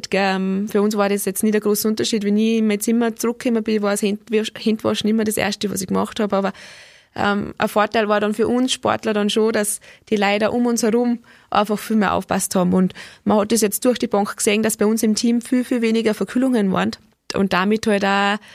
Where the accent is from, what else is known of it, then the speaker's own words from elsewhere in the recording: Austria; der letzte Weltcup hat nicht mehr stattgefunden und den Weltcup davor sind wir Österreicher einen Tag vor dem letzten Rennen heimgeflogen.